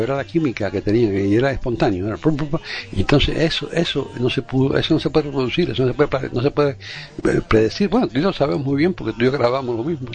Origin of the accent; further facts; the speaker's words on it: Cuba; yo no soy gallego, yo nací en Cuba